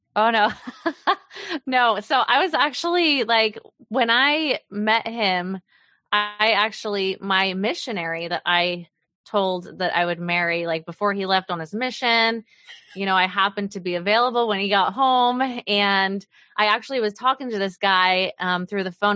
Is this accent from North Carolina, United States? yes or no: no; Oklahoma, United States; also born or lived in Mountain Home, Idaho; now in Kansas City, United States; I grew up in Oklahoma mainly